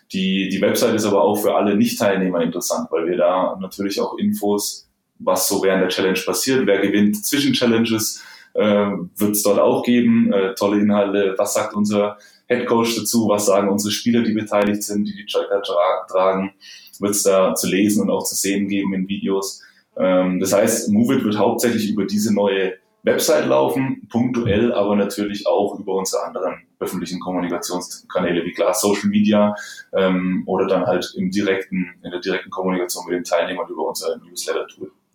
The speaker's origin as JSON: {"language": "German", "country": "Germany", "said": "Bei uns in Deutschland"}